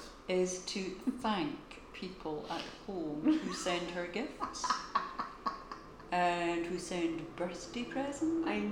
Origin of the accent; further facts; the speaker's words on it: Scotland, United Kingdom; no I'm Scottish.